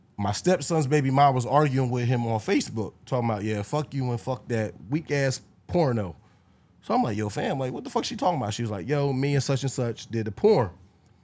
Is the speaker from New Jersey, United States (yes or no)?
yes; Lindenwold, New Jersey, United States; I'm from Jersey. I'm from out here. I'm from Camden County area, Sicklerville, Lindenwald.